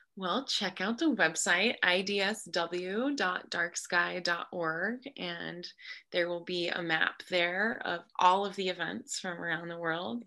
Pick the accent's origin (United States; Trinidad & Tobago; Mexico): United States; Moab, Utah; I grew up in Moab under the darkest skies in the world.